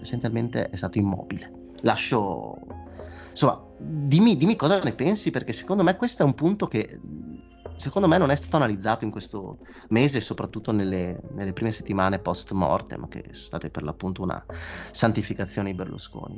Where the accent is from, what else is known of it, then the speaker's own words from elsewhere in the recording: Italy; se io non fossi italiano